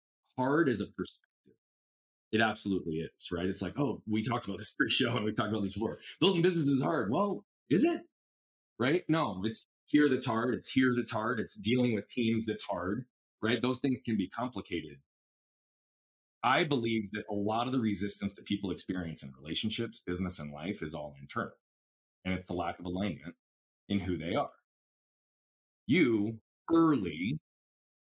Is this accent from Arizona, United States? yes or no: yes; Scottsdale, Arizona, United States; we grew up in North Scottsdale